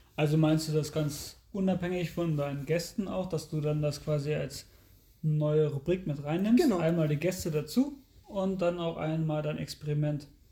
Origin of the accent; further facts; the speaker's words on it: Lehrte, Lower Saxony, Germany; ich komme ja aus Lehrte